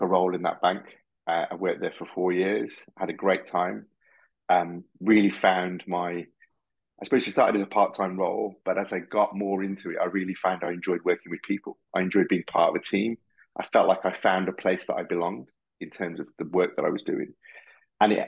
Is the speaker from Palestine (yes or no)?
no; Birmingham, West Midlands, United Kingdom; also born or lived in Harrow, Middlesex; now in Solihull, United Kingdom; We grew up in Tyseley in Birmingham, and moved into Hall Green, and I've been living in Solihull now for the last 20 years